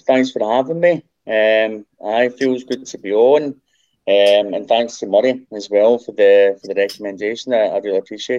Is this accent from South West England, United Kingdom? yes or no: no; Tollcross, Scotland, United Kingdom; accent: Tollcross; moved away as an adult; I spent 5 years out of Scotland in my early 20s. Kind of lost my Toll Cross accent overseas.